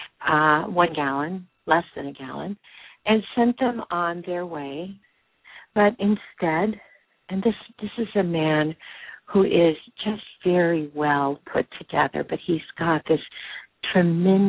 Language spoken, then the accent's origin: English; Whittier, California, United States; I grew up in Whittier, California, Los Angeles County